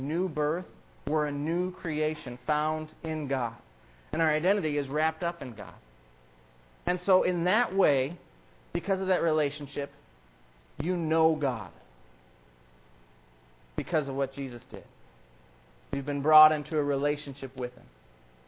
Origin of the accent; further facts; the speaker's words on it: Iowa, United States; I grew up in Iowa.